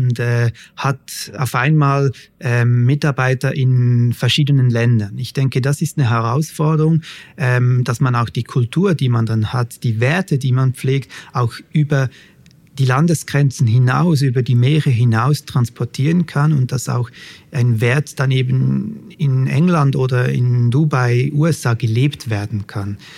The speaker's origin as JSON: {"language": "German", "country": "Switzerland", "accent": "Swiss", "said": "ich komme aus der Schweiz, das hört man vielleicht schon ein bisschen an meinem Akzent"}